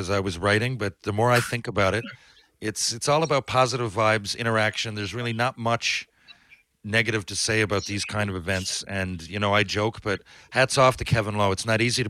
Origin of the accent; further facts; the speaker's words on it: St. John's, Newfoundland and Labrador, Canada; I'm from St. John's